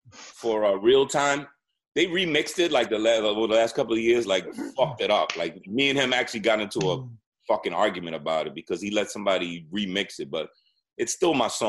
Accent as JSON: {"language": "English", "region": "New York", "country": "United States", "said": "but I'm from New York. But I'm from New York, so yeah."}